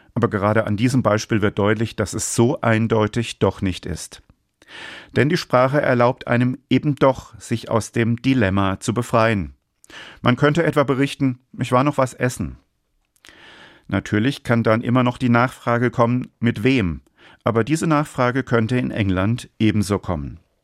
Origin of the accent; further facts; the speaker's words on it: Germany; als Deutscher